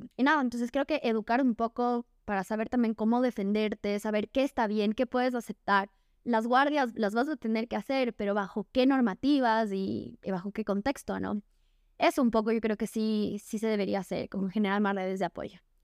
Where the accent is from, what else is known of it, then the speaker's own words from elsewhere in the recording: Ecuador; soy ecuatoriana, orgullosamente.